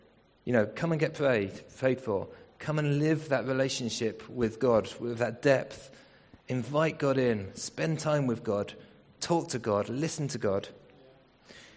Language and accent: English; England, United Kingdom; We're not African, we're English.